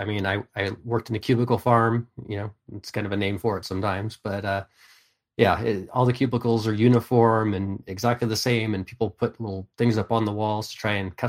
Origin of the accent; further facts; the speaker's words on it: California, United States; I grew up in Northern California, made many trips to L.A.